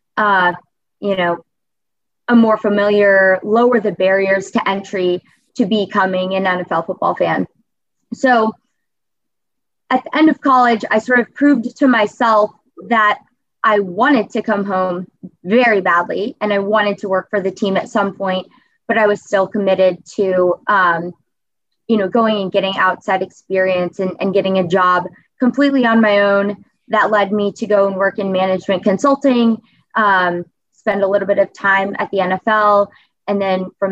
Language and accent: English; Cincinnati, Ohio, United States; ultimately brought me back to Cincinnati. Because as I was away from Cincinnati, in college especially, it was the first time that I missed a Bengals home game